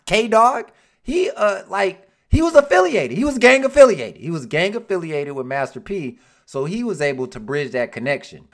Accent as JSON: {"language": "English", "town": "Detroit", "region": "Michigan", "country": "United States", "said": "I'm from Detroit"}